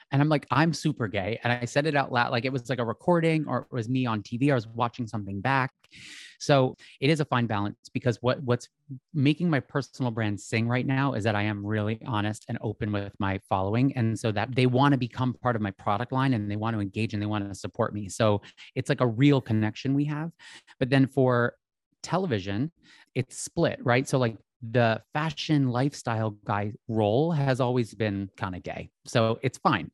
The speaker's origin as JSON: {"language": "English", "area": "outside of Philadelphia", "region": "Pennsylvania", "country": "United States", "said": "I'm from Philadelphia originally. Well, I'm from outside of Philadelphia on, like, a little, in a very small little town."}